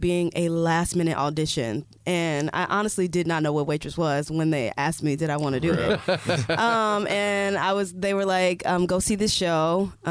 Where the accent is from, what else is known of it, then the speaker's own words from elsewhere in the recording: Indiana, United States; moved away; We come from Indiana